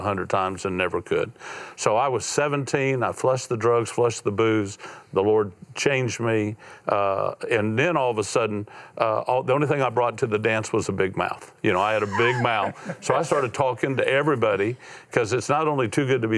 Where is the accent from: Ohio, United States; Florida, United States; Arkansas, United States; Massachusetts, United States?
Florida, United States; I went through 6 broken homes growing up in Florida, bounced around, felt like a piece of luggage most of my life